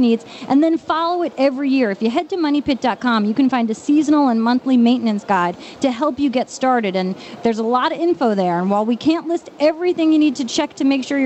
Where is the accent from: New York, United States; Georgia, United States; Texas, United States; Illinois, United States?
New York, United States; Long Island; accent: Long Island; my Long Island accent